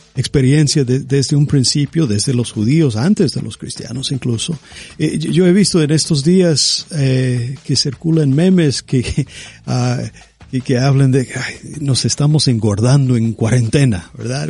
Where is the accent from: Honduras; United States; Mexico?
United States; Yo, soy estadounidense